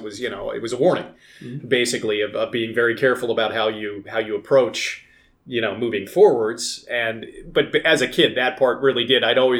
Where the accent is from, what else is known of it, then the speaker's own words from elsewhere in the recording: the South, United States; Spent a lot of my time growing up in the South actually, like, searching out small fishing ponds and stuff in the Pine Barrens